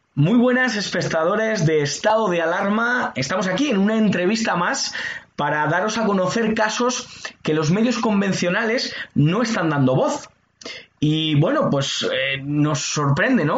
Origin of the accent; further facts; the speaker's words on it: Spain; la inmensa mayoría de los españoles estamos de acuerdo